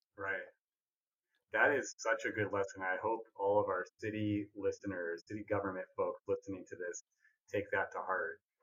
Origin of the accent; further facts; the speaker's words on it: Southeast Iowa, United States; I grew up in Southeast Iowa